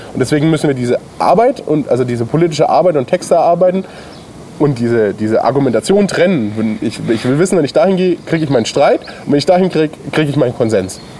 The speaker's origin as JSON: {"language": "German", "town": "Bayreuth", "region": "Bavaria", "country": "Germany", "tie": "born or raised there", "also_born_or_lived": "Coburg", "moved": "as an adult", "lives_now": "Bamberg, Germany", "said": "Ich komme aus der Stadt, aus der wir gerade drehen. Ähm, Bayreuth bin ich geboren"}